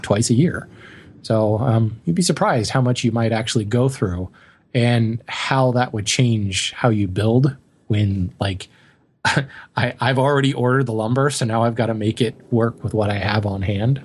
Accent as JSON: {"language": "English", "region": "Colorado", "country": "United States", "tie": "born or raised there", "moved": "yes", "said": "growing up in Colorado"}